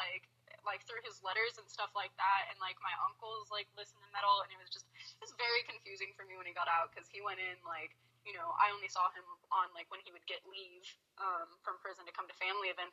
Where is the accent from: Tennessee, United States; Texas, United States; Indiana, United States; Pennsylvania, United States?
Texas, United States; Dallas; moved away; I grew up in Dallas